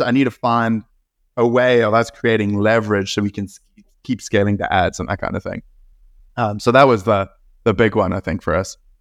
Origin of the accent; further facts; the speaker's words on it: South Africa; moved away; I grew up in South Africa